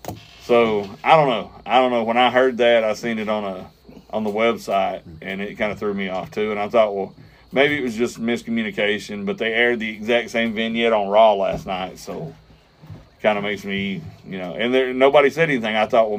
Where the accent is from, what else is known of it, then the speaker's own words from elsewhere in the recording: Alabama, United States; I'm from Alabama.